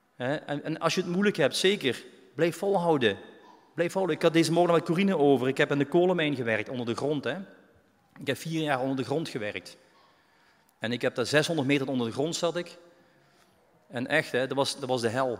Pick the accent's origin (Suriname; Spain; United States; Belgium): Belgium; now in Netherlands; ik ben een Belg